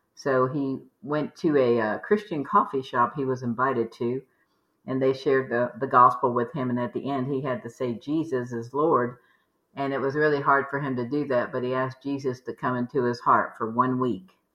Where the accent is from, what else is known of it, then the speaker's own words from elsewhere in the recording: Maryland, Virginia, East Coast, United States; We grew up in the East Coast, Maryland, Virginia